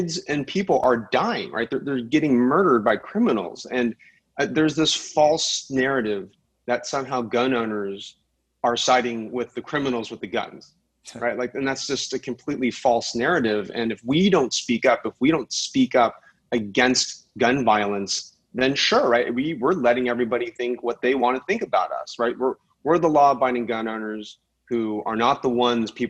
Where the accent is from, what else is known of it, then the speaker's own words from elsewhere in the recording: Silicon Valley, California, United States; I come from Silicon Valley. Tech is my day job